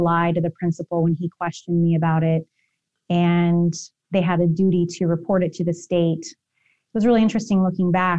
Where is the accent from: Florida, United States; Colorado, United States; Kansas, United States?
Kansas, United States; also born or lived in Arkansas; we moved from Arkansas, then we moved to Kansas in the middle of the night when I was in kindergarten